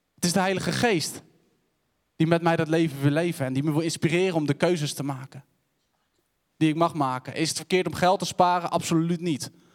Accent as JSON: {"language": "Dutch", "town": "Cothen", "region": "Utrecht", "country": "Netherlands", "tie": "born or raised there", "said": "Ik ben opgegroeid in Koten, een dorpje tussen Wijk-Beduurstede en Utrecht."}